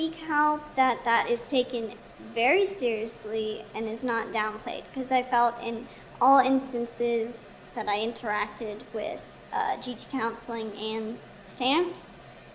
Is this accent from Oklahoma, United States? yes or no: no; Texas, United States; I'm from Texas